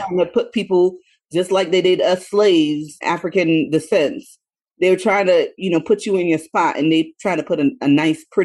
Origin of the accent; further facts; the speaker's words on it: Haiti; I'm from Haiti